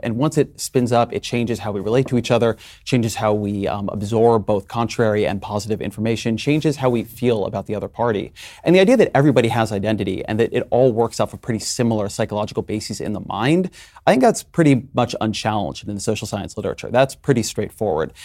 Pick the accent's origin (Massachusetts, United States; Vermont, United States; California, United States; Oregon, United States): California, United States; where I'm from, I'm a Californian